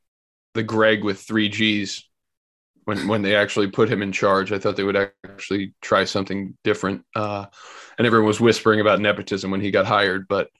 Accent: New Jersey, United States; I'm from New Jersey.

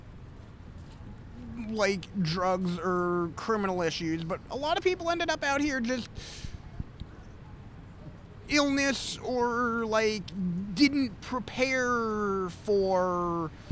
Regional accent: Michigan, United States; I was originally from Michigan

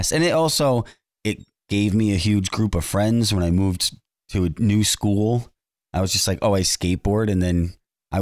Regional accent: New York, United States; growing up in New York, we didn't have any skate parks

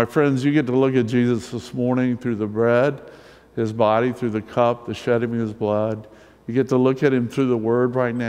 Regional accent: the South, United States; I'm from the South. I grew up in the South.

